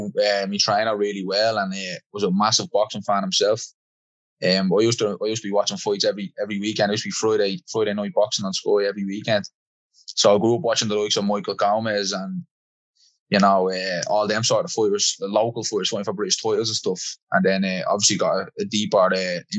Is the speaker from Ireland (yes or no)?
yes; Dublin, Leinster, Ireland; I grew up in the markets area, in the north in our city. So I would have grown up around near Smithfield and Greek Street and Chantry House, all that area.